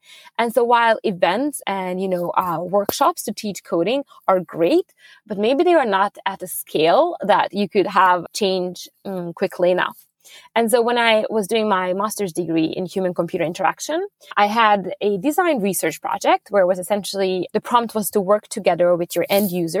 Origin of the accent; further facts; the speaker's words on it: Budapest, Hungary; moved away as an adult; also born or lived in Abu Dhabi / New York; now in Sweden; I'm originally from Hungary, from Budapest. That's where I grew up